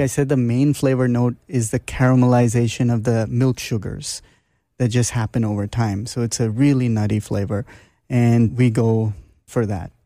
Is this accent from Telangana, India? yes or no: no; Mumbai, Maharashtra, India; moved away; also born or lived in Toronto, Canada; I grew up in Bombay, India, although I was born in Toronto, Canada, but At age three, I was in Bombay